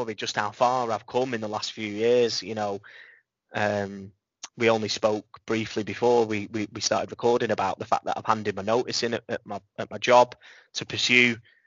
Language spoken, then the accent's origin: English; Blackpool, North West England, United Kingdom; my hometown, and I didn't want to add to that negative perception of a town that's entrenched in poverty, which we are